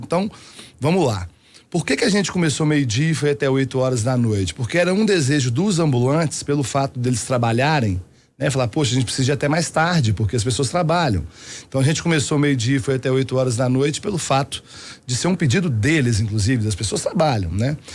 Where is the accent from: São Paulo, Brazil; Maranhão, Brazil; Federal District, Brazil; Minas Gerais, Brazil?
Minas Gerais, Brazil; Belo Horizonte; eu moro em Belo Horizonte desde quando eu nasci